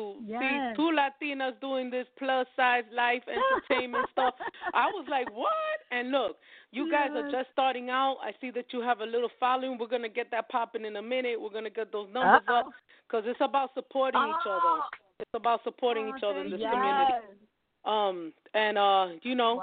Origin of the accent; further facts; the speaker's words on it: New York, United States; I'm from New York